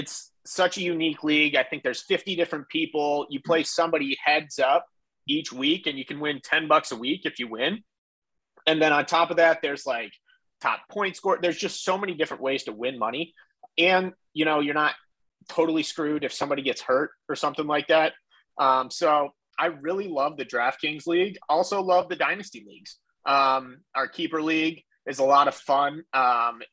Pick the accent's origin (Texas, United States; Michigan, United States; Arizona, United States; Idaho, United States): Michigan, United States; Commerce Township; I grew up here in east side of Michigan, Commerce Township area.